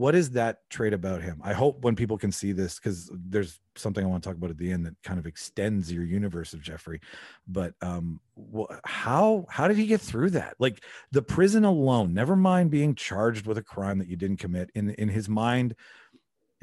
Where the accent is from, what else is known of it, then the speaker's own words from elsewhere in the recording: Canada; we're both Canadian